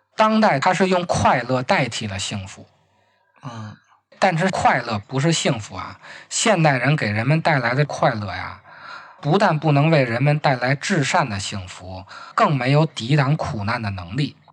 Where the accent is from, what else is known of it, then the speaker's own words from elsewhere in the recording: Beijing, China; accent: Beijing dialect; 按咱们北京话说